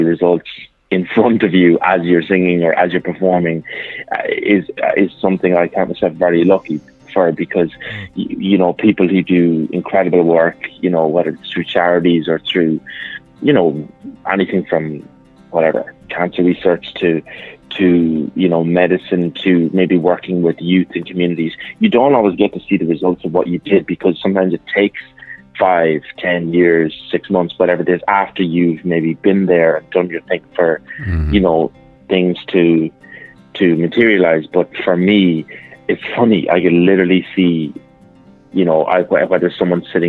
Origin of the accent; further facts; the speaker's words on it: Mullingar, Westmeath, Ireland; my hometown in Mullingar